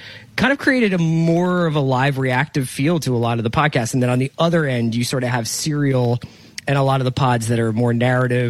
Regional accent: Philadelphia, Pennsylvania, United States; I'm from Philadelphia, so a lot of the Philadelphia sports teams raised me

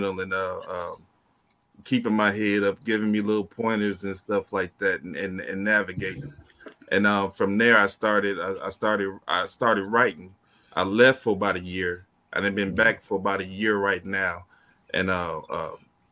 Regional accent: Arkansas, United States; also born or lived in Detroit, Michigan; I'm from Arkansas. I'm a transplant from out of Michigan. Detroit was the last stop when we were in Michigan

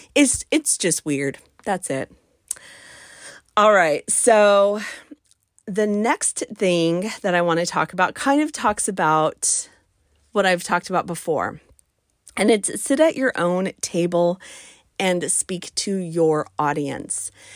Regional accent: United States; my home country of the United States of America

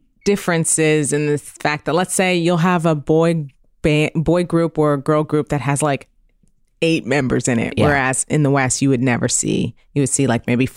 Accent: Canada; I would disagree drops. As a Canadian, but that's

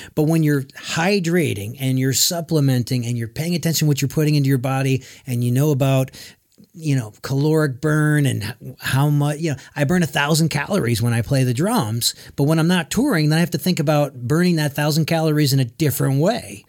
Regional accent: Connecticut, United States; now in Nashville, United States; We're both from Connecticut.

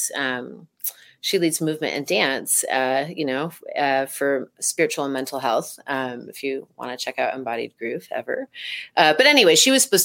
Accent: East Coast, United States; I grew up on the East Coast and saw most of my early shows there

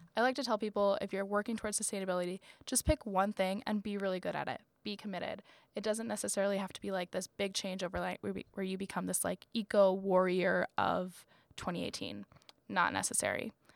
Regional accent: Florida, United States; moved away; also born or lived in North Carolina; I'm from Florida

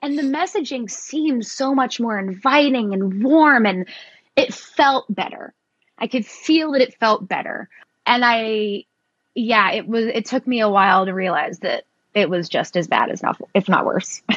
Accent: Tennessee, United States; I was raised in the South. I've lived in Tennessee my entire life

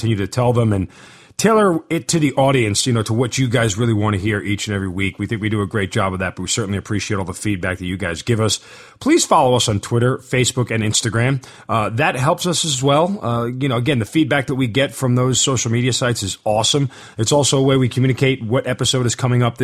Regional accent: New York, United States; now in Atlanta, United States; both native New Yorkers

